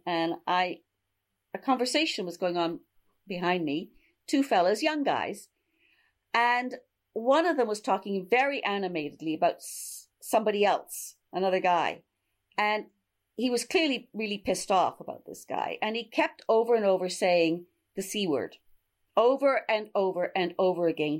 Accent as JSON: {"language": "English", "country": "Canada", "moved": "as an adult", "lives_now": "London, United Kingdom", "said": "I'm a Canadian. I've lived in London 50 years. I came to hang out in Europe"}